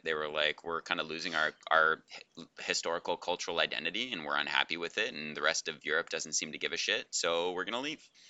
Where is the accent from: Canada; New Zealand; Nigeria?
Canada; now in Vezzano Ligure, Italy; not American, Canadian